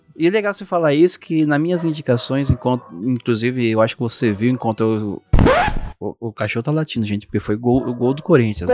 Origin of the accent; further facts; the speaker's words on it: Brazil; como somos brasileiros